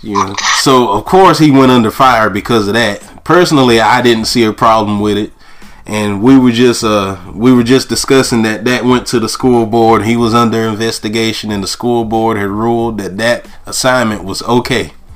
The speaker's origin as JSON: {"language": "English", "town": "Goldsboro", "region": "North Carolina", "country": "United States", "tie": "born or raised there", "said": "my hometown of Goldsboro"}